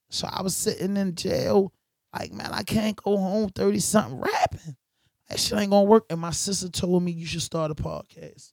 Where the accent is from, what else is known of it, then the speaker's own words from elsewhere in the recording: Baltimore, Maryland, United States; I'm from Baltimore